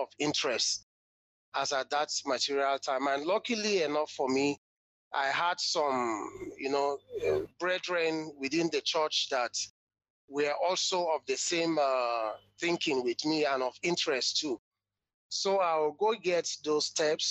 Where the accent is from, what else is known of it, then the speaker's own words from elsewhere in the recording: Jos, Plateau, Nigeria; I'm from Jos Plateau State, North Central Nigeria, West Africa